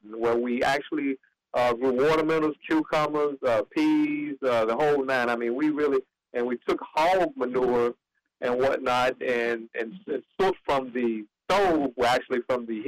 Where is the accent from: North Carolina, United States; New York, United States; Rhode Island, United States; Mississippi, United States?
North Carolina, United States; Eastern; I'm from Eastern North Carolina. I'm a farm boy